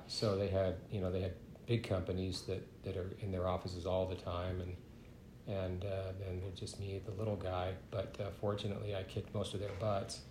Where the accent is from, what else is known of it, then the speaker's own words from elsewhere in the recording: San Leandro, California, United States; moved away; I grew up in the Bay Area in California